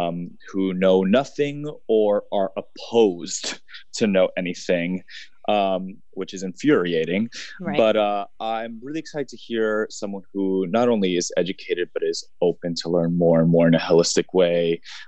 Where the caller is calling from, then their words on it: New York City, New York, United States; Hi there, I'm joining you from New York City today.